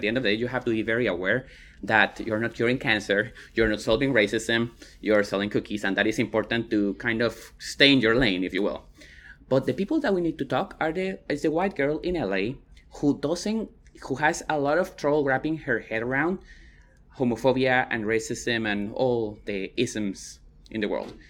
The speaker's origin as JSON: {"language": "English", "country": "Guatemala", "moved": "yes", "lives_now": "Austin, United States", "said": "I'm from Guatemala, but I pass as white"}